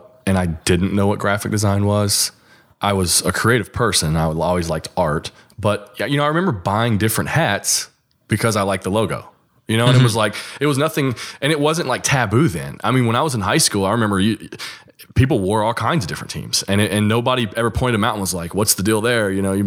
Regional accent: the South, United States; I'm from the South

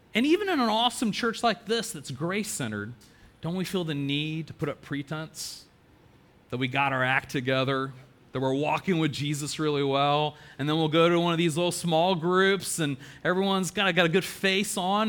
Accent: Chapel Hill, North Carolina, United States; I was so excited to come back home and plant a church in downtown

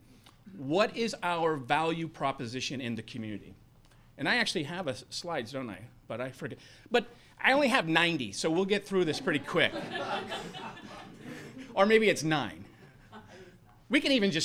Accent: Boise, Idaho, United States; moved away as an adult; also born or lived in Missoula, Montana; now in Erie, United States; I'm from Boise, Idaho, and that's where my family home is

